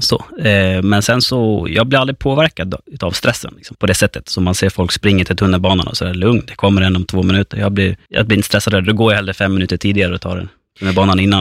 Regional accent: Fårösund, Gotland, Sweden; moved away as an adult; now in Stockholm, Sweden; Jag är född och uppväxt på Gotland, på norra Gotland, i Fårösund.

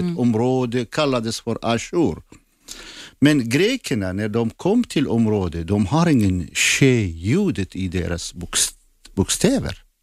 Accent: Zakho, Kurdistan Region, Iraq; first language Assyrian; Swedish is a second language; moved away as an adult; also born or lived in Baghdad; now in Sweden; Och jag är från Irak. Jag är född i norra Irak, Zaho som är gränsen till Turkiet

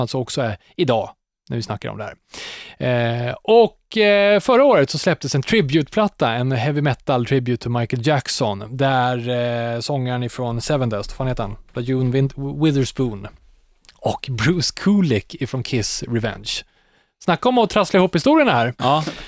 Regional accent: Katrineholm, Södermanland, Sweden; hemma i Katrineholm

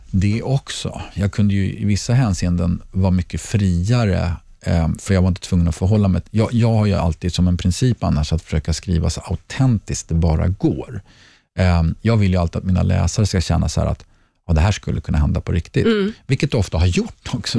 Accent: Sweden; moved away as an adult; also born or lived in Mallorca; bor vi hemma i Sverige igen

